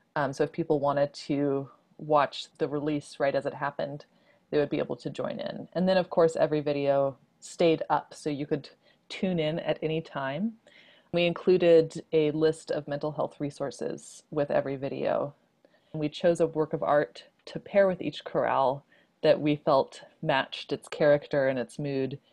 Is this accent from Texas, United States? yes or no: yes; Houston, Texas, United States; I grew up mostly in Houston